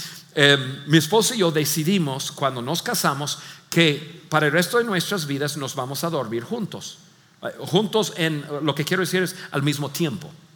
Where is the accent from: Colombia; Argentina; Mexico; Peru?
Mexico; como buenos mexicanos